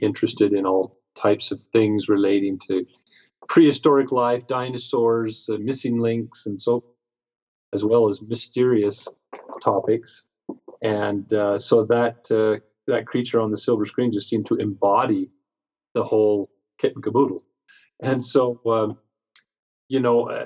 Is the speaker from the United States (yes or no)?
yes; Pacific Northwest, United States; I grew up in the Pacific Northwest